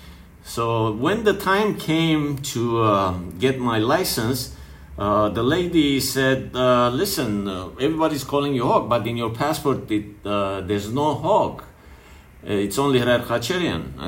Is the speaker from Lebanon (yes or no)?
yes; Lebanon; growing up in Lebanon